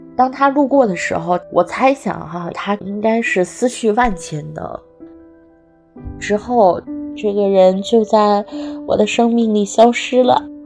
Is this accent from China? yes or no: yes; Sichuan, China; now in Beijing, China; 我是四川人，今年三十五岁，生活在北京，目前从事的职业是品牌营销